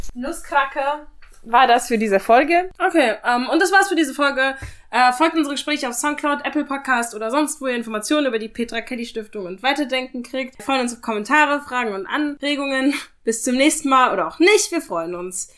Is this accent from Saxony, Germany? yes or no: yes; Saxony, Germany; ich als halbe Thüringerin, mhm. die in Sachsen aufgewachsen ist